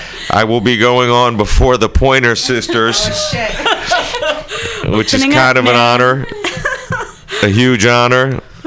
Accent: Berkeley, California, United States; like I said, I grew up in Berkeley, and when I was a kid, they used to actually have movies at the UC Theater

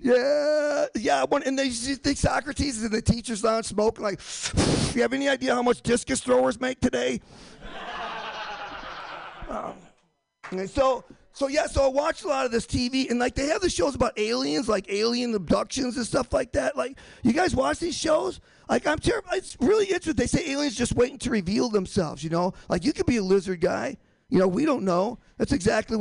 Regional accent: Michigan, United States; moved away; also born or lived in Boston; I'm from Michigan. I'm from the hickey redneck part of Michigan

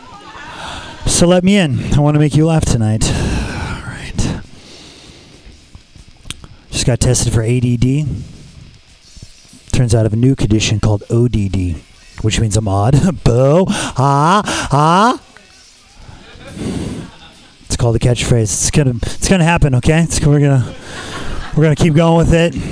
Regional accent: Los Angeles, California, United States; I'm from Los Angeles

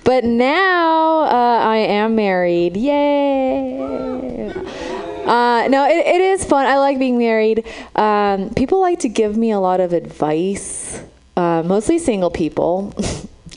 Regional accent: Romania; now in San Francisco, United States; I'm from Romania. That's where I was born.

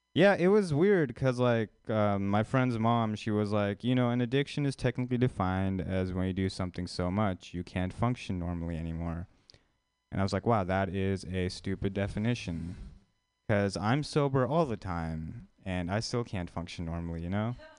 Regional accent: India; moved away; an Indian person, like actually from India

